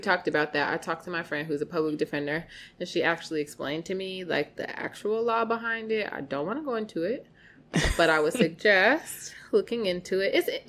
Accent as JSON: {"language": "English", "town": "Broadview", "region": "Illinois", "country": "United States", "said": "I'm from Broadview."}